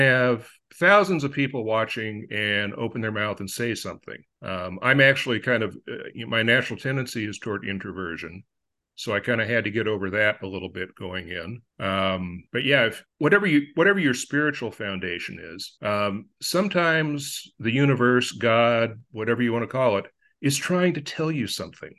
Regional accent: Upland, California, United States; also born or lived in Agoura Hills, California; grew up in Upland, California, and I now reside in Agora Hills, California.

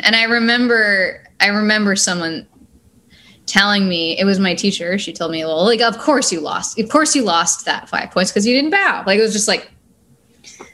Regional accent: Chilliwack, British Columbia, Canada; I grew up in Chilliwack, BC.

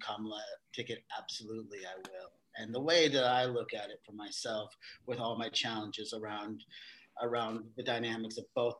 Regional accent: Vallejo, California, United States; I grew up in Vallejo

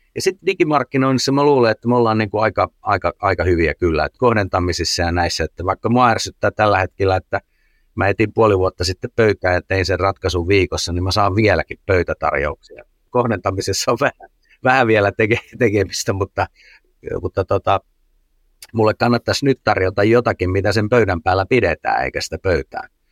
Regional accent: Finland; Suomessa me ollaan aika sääntöorientoituneita

